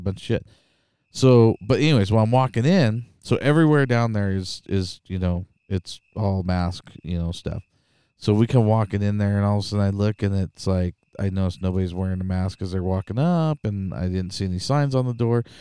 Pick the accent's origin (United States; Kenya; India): United States; Idaho; I'm from Idaho